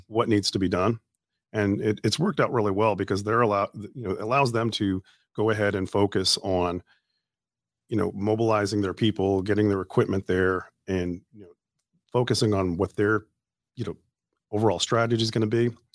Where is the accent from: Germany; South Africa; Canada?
Canada; moved away as an adult; also born or lived in Wisconsin / Louisiana; now in Shreveport, United States; I grew up in Canada